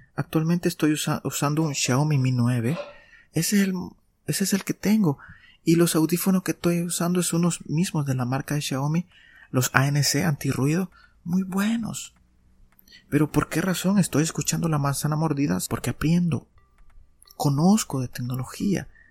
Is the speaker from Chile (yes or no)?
no; El Salvador; aquí en mi país, en El Salvador